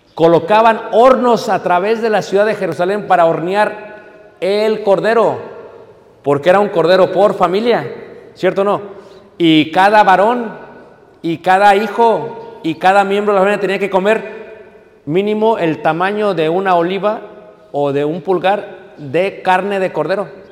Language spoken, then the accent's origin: Spanish; Mexico